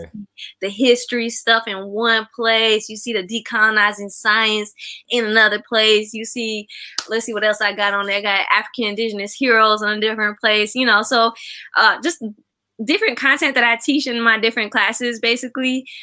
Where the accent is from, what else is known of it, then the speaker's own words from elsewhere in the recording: Kolkata, West Bengal, India; now in United States; i'm east bengali american so uh, i'm from well it's actually called west bengal um okay. so i was born in, in kolkata